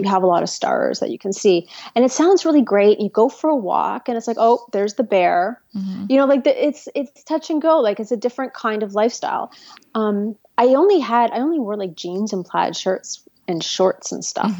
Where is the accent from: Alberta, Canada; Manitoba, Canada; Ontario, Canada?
Ontario, Canada; Toronto; moved away as an adult; also born or lived in Ottawa / Vancouver / rural British Columbia; now in Toronto, Canada; I was born in Toronto, lived in Toronto, raised in Toronto